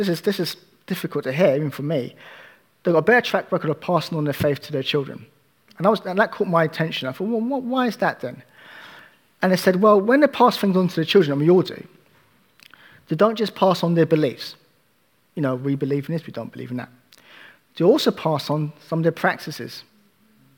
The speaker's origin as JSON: {"language": "English", "country": "United Kingdom", "said": "As British people"}